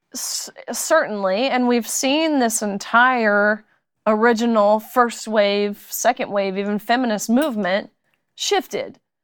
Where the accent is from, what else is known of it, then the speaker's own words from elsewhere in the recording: Tennessee, United States; moved away; also born or lived in Kentucky; I'm from Tennessee, but went to University of Kentucky.